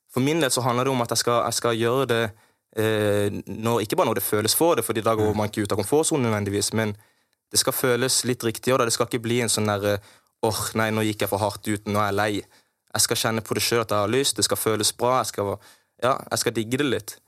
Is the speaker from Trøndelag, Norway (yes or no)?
no; Kristiansand, Agder, Norway; jeg vokste opp på Hellemyr